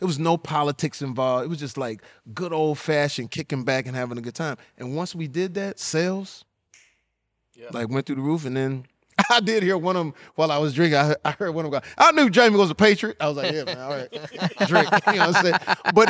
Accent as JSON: {"language": "English", "region": "the South", "country": "United States", "said": "I'm from the South. It's Southern."}